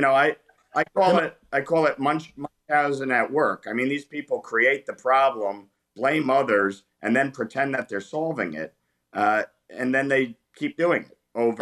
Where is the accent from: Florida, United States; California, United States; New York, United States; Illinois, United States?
New York, United States; born and raised in New York. I live just outside New York City